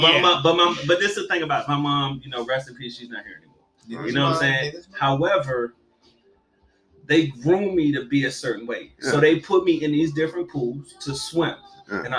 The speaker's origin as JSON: {"language": "English", "region": "DMV", "country": "United States", "also_born_or_lived": "Virginia Beach", "moved": "as an adult", "said": "I didn't go back home or whatever, back to the city, went back to the DMV"}